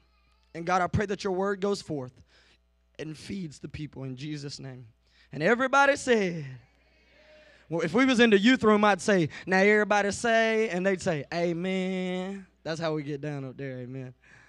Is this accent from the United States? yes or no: yes; Citronelle, Alabama, United States; I'm from Mobile, Citronelle. I'm used to the plains. I'm used to flat ground, right?